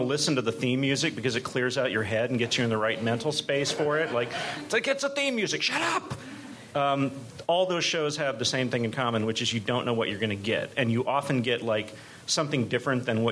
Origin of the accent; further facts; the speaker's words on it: Dallas, Texas, United States; I'm from, I was raised in Dallas in the 80s